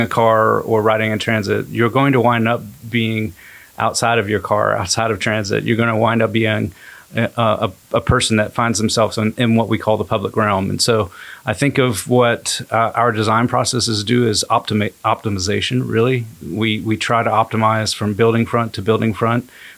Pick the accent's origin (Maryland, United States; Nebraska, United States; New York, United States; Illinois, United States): Maryland, United States; also born or lived in Knoxville, Tennessee; now in Chattanooga, United States; I'm originally from Maryland, and I moved to the Chattanooga area